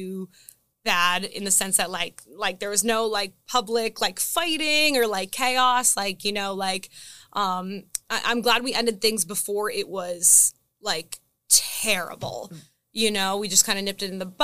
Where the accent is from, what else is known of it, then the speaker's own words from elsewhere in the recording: New Jersey, United States; now in Delaware, United States; I'm from New Jersey